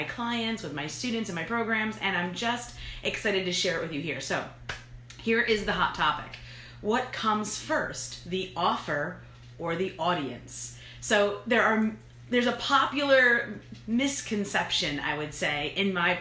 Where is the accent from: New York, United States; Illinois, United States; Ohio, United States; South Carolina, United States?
New York, United States; I'm from New York